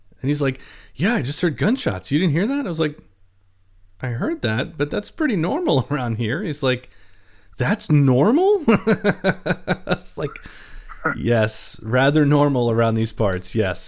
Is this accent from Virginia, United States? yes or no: no; Baltimore, Maryland, United States; I've lived in the country for most of my life, even though I'm from Baltimore